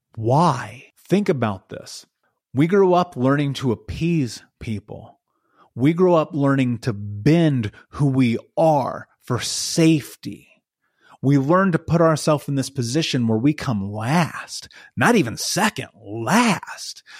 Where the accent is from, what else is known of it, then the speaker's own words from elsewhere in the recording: United States; I grew up in America, and we were so poor, they turned our water off